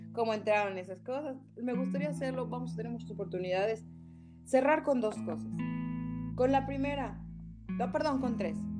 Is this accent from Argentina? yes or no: no; Yucatán, Mexico; soy yucateca